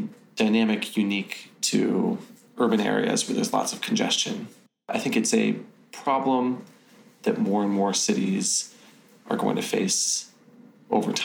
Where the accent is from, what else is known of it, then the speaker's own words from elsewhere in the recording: California, United States; Growing up in California